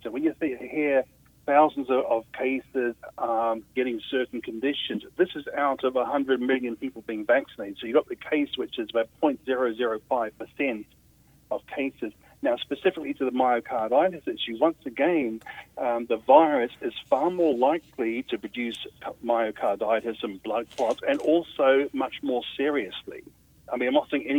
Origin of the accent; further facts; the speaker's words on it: Australia; I come from Australia, as you can probably tell